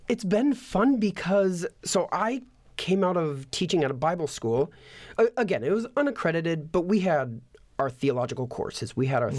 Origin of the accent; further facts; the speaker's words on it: United States; an American